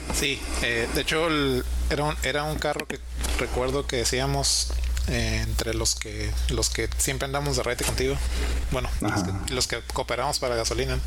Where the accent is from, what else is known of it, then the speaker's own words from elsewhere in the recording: Mexico; como mexicanos tenemos